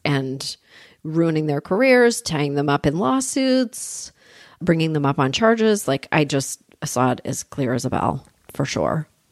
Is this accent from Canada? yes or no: yes; Canada; moved away as an adult; now in United States; I grew up in Canada